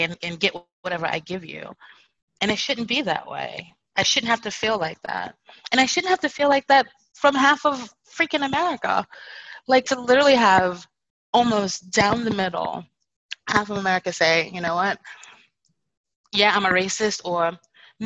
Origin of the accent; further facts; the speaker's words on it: United States; I'm American and Black